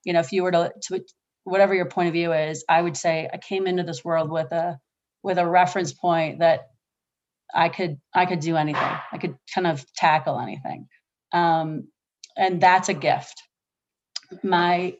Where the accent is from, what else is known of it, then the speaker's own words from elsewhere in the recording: Oahu, Hawaii, United States; I was born in Oahu in a pink hospital. It was a military hospital called Tripler.